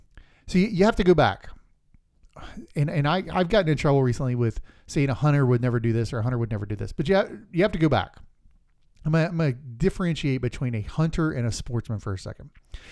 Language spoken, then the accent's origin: English; Florida, United States; From my home state of Florida